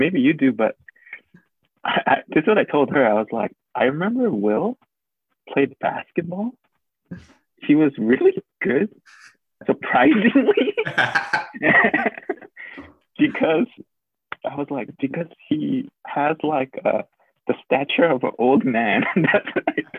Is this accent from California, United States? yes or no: yes; Los Angeles, California, United States; also born or lived in Glendale / Hancock Park; I grew up in LA, and people ask, like, oh, yeah, where in LA? And I say, literally every part